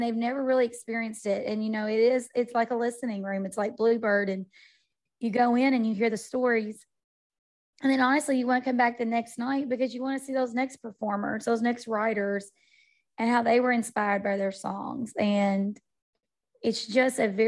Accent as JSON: {"language": "English", "town": "Henderson", "region": "Kentucky", "country": "United States", "tie": "born or raised there", "said": "in downtown Henderson, you know, here in my hometown."}